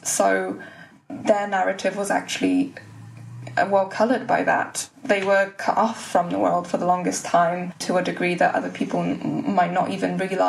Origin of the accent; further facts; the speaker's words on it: West Bromwich, West Midlands, United Kingdom; where I'm from, because I want to say West Brom, but if I say West Brom, they'll say, but where are you really from?